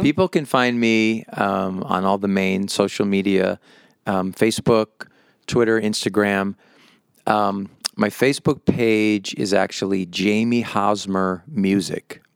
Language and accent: English; Massachusetts, United States; moved away as an adult; now in Las Vegas, United States; I grew up in Massachusetts